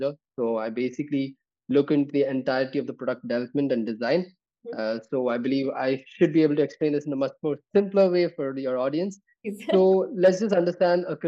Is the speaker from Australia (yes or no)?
no; Bangalore, Karnataka, India; I am actually coming from the Silicon Valley of India, right? I come from Bangalore.